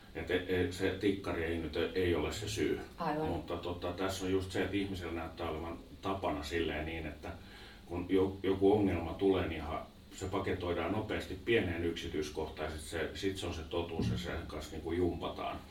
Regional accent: Vantaa, Uusimaa, Finland; Sama paikka, missä mä olin kotoisin

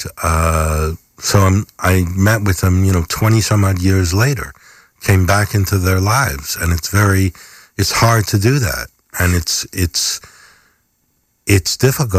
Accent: Westchester County, New York, United States; now in Rhinecliff, United States; I grew up in Westchester County, mostly

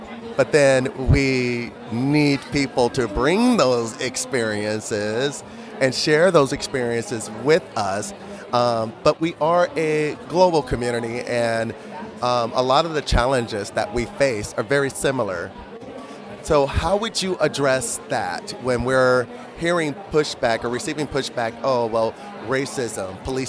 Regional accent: New Mexico, United States; I'm based in the United States. I'm from New Mexico.

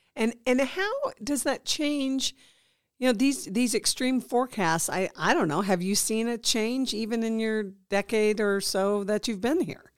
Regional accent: Midwest, United States; now in Nevada, United States; I grew up in the Midwest

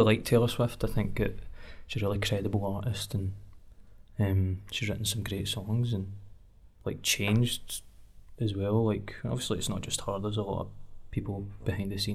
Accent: Cumbernauld, Scotland, United Kingdom; I'm from Cumbernauld, and the areas of Cumbernauld that I've grown up

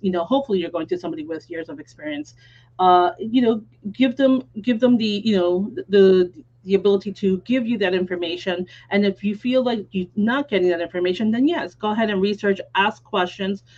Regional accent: Miami, Florida, United States; also born or lived in New York; now in Naples, United States; I was born in New York, but since I was 4 years old, I've lived in Miami, and I was raised there until 13 years ago when we moved to Naples

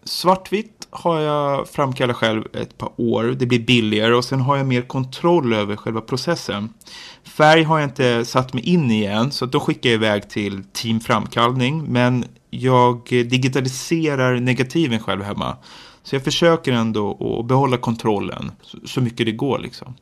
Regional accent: Nacka, Stockholm County, Sweden; now in Jordbro, Sweden; jag kommer från Nacka kommun men bor i Jordbro nu, Haninge kommun

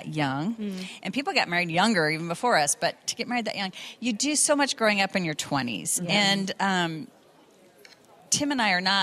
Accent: San Diego, California, United States; moved away as an adult; also born or lived in Sacramento, California; now in Atlanta, United States; I was born in Sacramento and raised in San Diego, and still have family there.

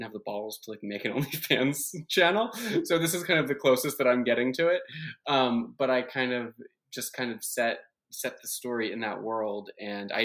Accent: West Deptford, New Jersey, United States; moved away; I'm from New Jersey originally

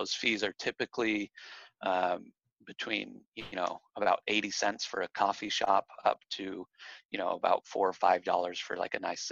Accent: Utah, United States; also born or lived in Texas / Colorado; now in Arizona, United States; I actually grew up in Utah.

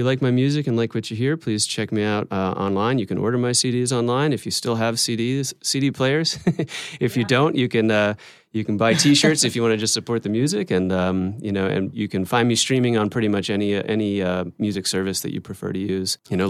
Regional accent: Pennsylvania, United States; now in Lehigh Valley, United States; I live in the Lehigh Valley now, but I grew up in Western Pennsylvania

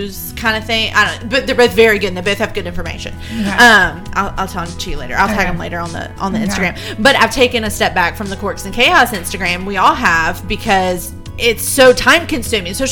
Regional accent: South Carolina, United States; We're from South Carolina

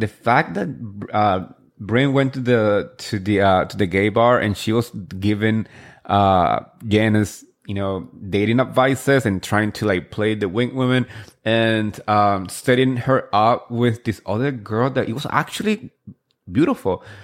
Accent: New Jersey, United States; I grew up here and in Jersey

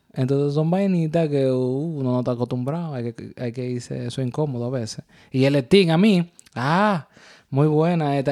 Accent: Dominican Republic; now in New York, United States; Somos una pareja dominicana viviendo el día a día en el área de Nueva York

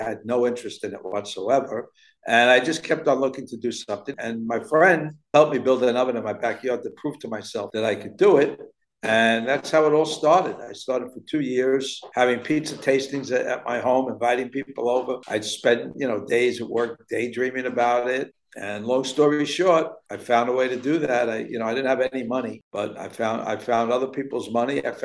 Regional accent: New York City, New York, United States; also born or lived in Miami; I love growing up here

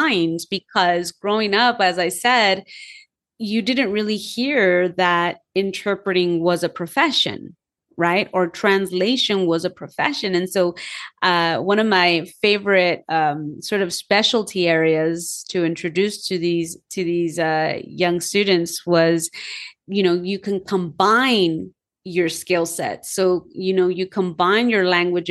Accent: Los Angeles, California, United States; I was born and raised in Los Angeles

